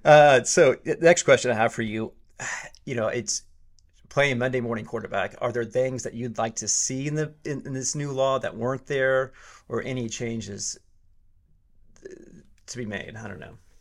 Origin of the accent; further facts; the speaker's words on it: Texas, United States; I'm Texan